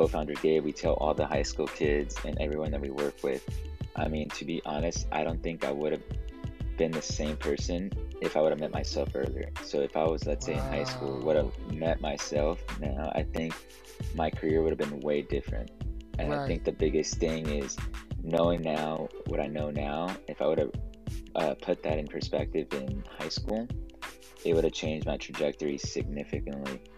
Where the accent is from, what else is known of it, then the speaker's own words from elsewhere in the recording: California, United States; we're both from California. I'm in Los Angeles